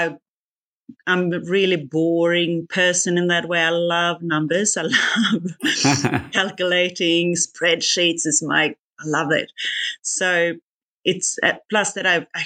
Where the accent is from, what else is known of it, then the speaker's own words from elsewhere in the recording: Sweden; moved away as an adult; also born or lived in Singapore; now in Australia; I'm not Australian from the beginning. I'm Swedish. Moved from Sweden to Singapore first in banking